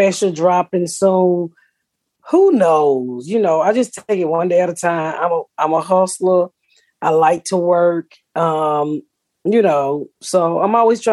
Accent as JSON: {"language": "English", "town": "Atlanta", "region": "Georgia", "country": "United States", "said": "I'm from Atlanta"}